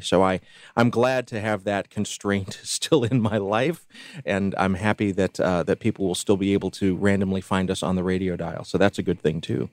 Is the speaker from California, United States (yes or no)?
no; Columbus, Georgia, United States; moved away; Bill Adams, who I grew up with and who I know from my days in Columbus, Georgia.